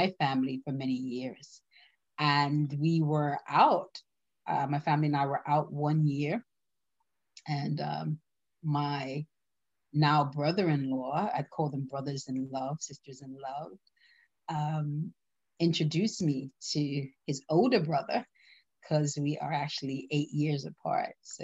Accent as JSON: {"language": "English", "country": "Bermuda", "said": "I hail from we hail from the beautiful island of Bermuda"}